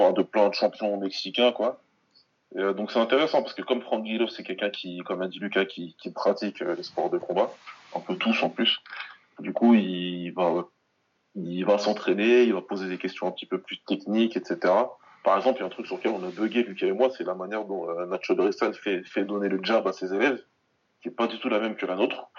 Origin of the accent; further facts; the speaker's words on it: Senegal; je suis moi-même du Sénégal